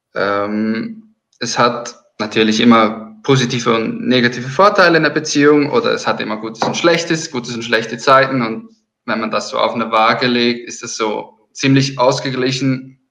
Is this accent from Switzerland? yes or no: yes; Switzerland; ich komme aus der Schweiz.